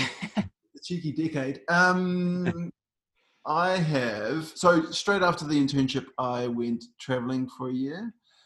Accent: South Africa; now in New Zealand; so I'm originally from South Africa as well. And yeah, then came back to New Zealand

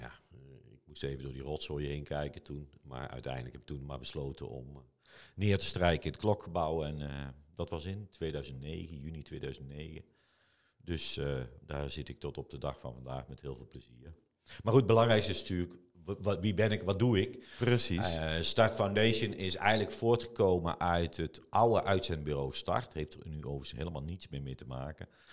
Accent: Eindhoven, North Brabant, Netherlands; Eindhoven is mijn hometown

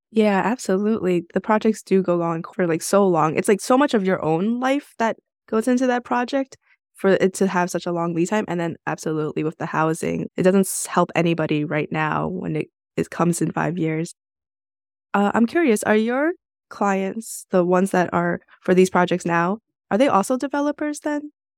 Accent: New York City, New York, United States; I'm from New York City

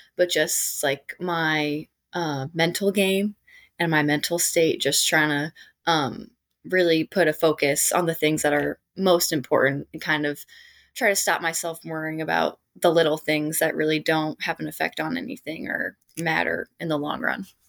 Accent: Arlington Heights, Illinois, United States; went to and played at Hersey High School in Arlington Heights, Illinois, which is my hometown.

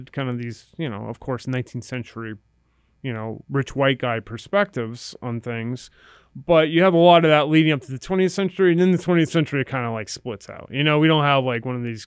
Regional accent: Redding, Connecticut, United States; also born or lived in New Haven, Connecticut; I grew up in Reading, Connecticut

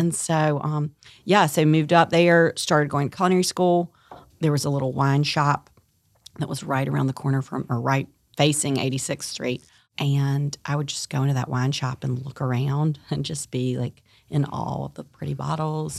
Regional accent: Tarboro, North Carolina, United States; moved away as an adult; also born or lived in New York City; I'm born and raised in Tarboro, North Carolina

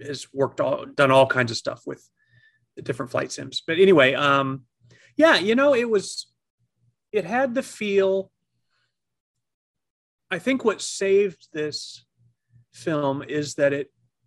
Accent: United States; as an American

